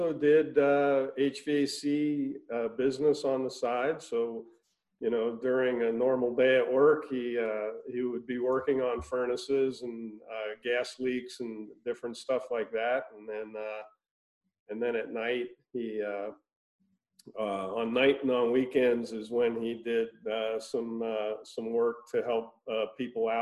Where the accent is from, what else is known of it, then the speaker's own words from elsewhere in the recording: Cincinnati, Ohio, United States; I grew up in Cincinnati, Ohio. So, Midwest boy.